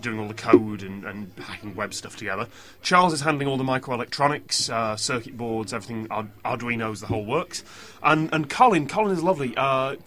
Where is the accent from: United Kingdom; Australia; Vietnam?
United Kingdom; Mansfield, East Midlands; now in London, United Kingdom; I'm from round here. You know, I'm from Mansfield